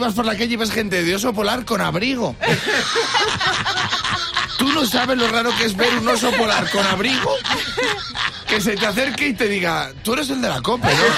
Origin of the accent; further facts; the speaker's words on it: Valladolid, Castile and León, Spain; Los que somos de Valladolid